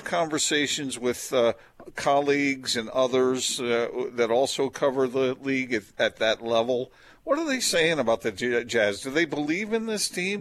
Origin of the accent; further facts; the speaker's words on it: East Coast, United States; moved away; I grew up on the East Coast as well